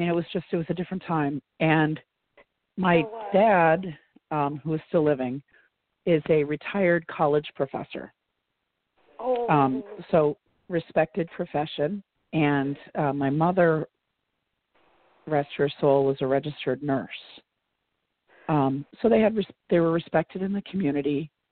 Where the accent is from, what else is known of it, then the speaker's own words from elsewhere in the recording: Oswego, New York, United States; my hometown, Oswego, New York